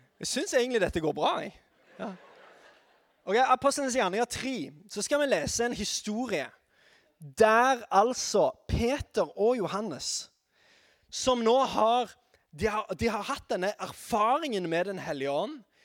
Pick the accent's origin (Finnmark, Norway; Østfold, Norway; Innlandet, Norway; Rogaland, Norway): Rogaland, Norway; Sandnes; er fra Sandnes